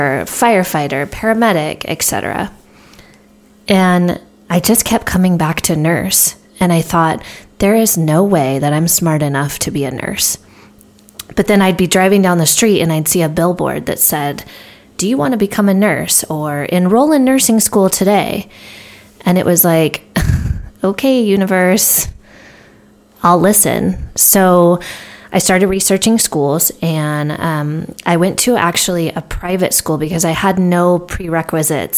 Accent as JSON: {"language": "English", "region": "Southern California", "country": "United States", "tie": "born or raised there", "said": "I grew up in Southern California"}